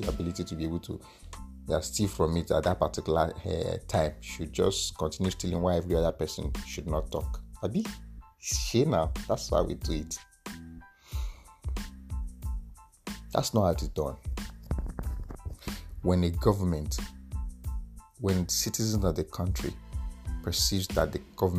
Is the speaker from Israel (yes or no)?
no; Nigeria; I'm an Nigerian